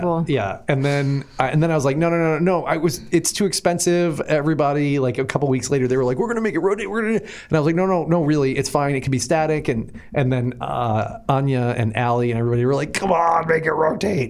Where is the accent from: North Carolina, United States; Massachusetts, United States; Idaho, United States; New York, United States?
Massachusetts, United States; Boston; I grew up in Boston